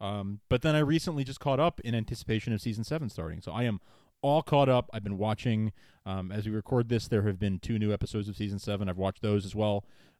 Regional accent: New York, United States; Growing up in New York, we didn't have any around, and if there is one around me now, I don't know where.

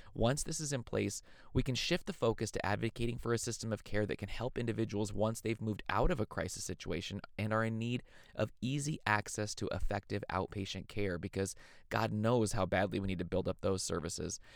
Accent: California, United States; my home state of California

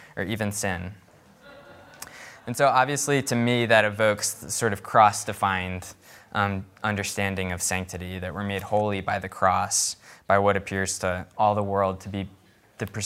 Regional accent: Northern Virginia, United States; also born or lived in Charlottesville, Virginia; I was born and raised in Northern Virginia

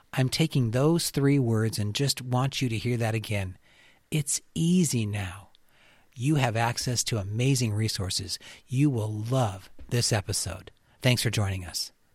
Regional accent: Yakima, Washington, United States; now in Olympia, United States; my hometown, Yakima, Washington

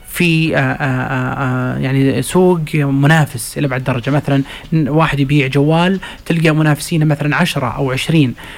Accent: Saudi Arabia; احنا كسعوديين

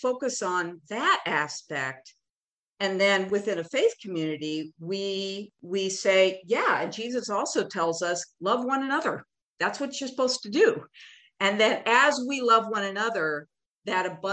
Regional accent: Minneapolis, Minnesota, United States; I'm from Minneapolis, the epicenter of need for racial equality

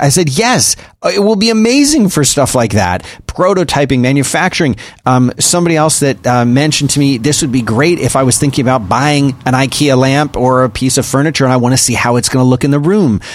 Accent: United States; I'm American

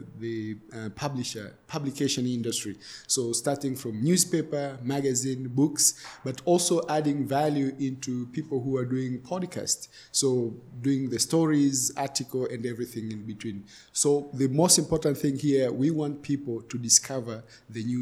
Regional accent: Moshi, Kilimanjaro, Tanzania; I grew up in Moshi

